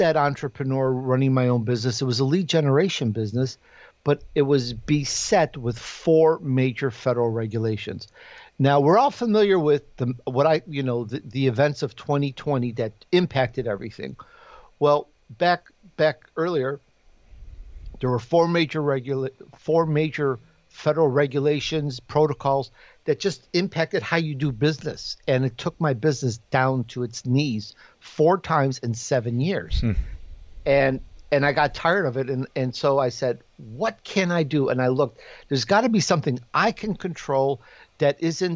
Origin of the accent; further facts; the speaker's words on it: Chicago, Illinois, United States; accent: Chicago; moved away; also born or lived in Sicily, Italy; And I grew up in Chicago